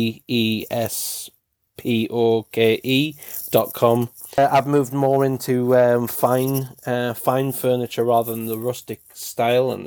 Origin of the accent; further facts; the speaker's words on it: United Kingdom; I'm British